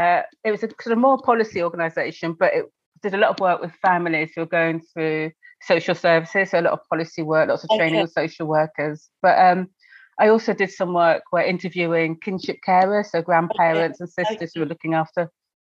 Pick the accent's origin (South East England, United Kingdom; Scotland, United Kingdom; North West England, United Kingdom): South East England, United Kingdom; Sussex; moved away as an adult; also born or lived in Brighton; now in London, United Kingdom; I was born in Sussex and brought up in Sussex until my late